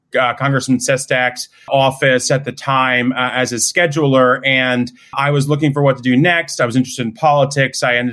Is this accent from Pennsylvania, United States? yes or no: yes; Narberth, Pennsylvania, United States; also born or lived in Pittsburgh, Pennsylvania; I grew up outside of Philly in Narberth, bopped around the suburbs throughout